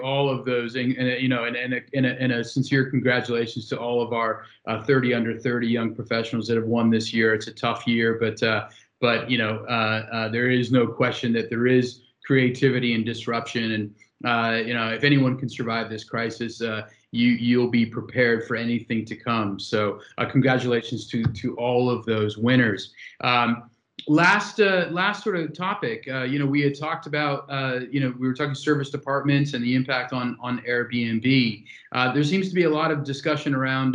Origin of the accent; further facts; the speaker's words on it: San Francisco, California, United States; moved away; my hometown in San Francisco